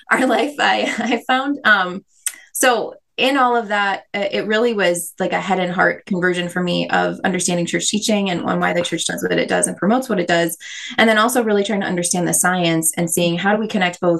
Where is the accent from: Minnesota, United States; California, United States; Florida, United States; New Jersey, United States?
Minnesota, United States; I totally was. Yeah. We actually, David and I are both from the same town, um